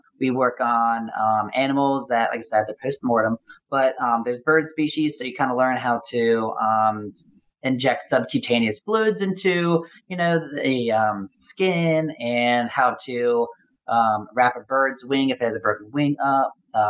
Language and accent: English; Louisville, Kentucky, United States; as well as in my hometown here, in my town now, in Louisville, Kentucky.